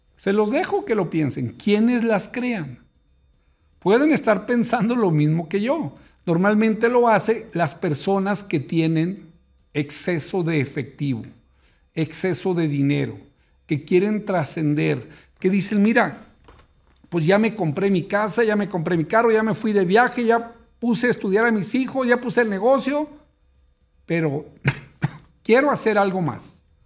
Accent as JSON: {"language": "Spanish", "town": "Torreón", "region": "Coahuila", "country": "Mexico", "tie": "born or raised there", "moved": "yes", "said": "soy originario de Torreón, Coahuila"}